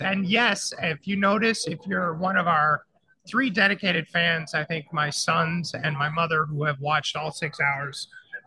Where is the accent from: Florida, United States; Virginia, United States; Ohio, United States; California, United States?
Florida, United States; a Florida guy like me